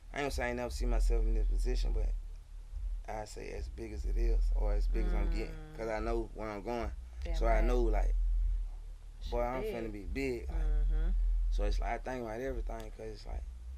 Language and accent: English; Atlanta, Georgia, United States; also born or lived in Miami, Florida; I'm from Miami, but I was raised here